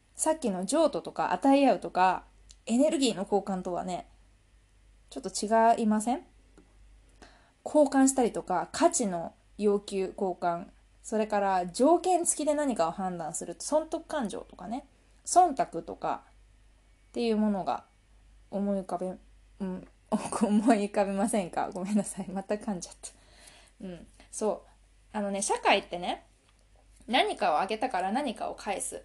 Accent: Japan; 私たち日本日本人

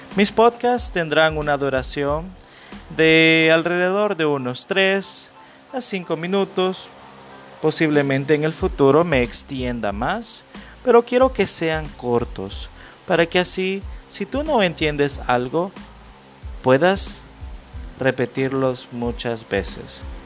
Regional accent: El Salvador; Yo soy de El Salvador

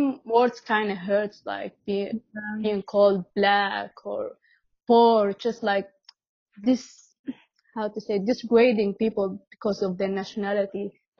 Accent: Damascus, Damascus Governorate, Syria; now in Doha, Qatar; I'm 22 years old. I was born in Damascus, Syria, then I moved out to Doha, Qatar currently.

